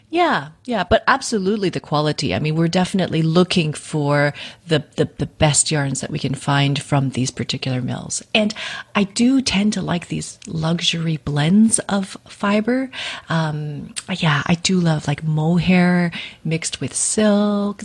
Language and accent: English; Vancouver, British Columbia, Canada; I uh, was born and raised in Vancouver, in Canada.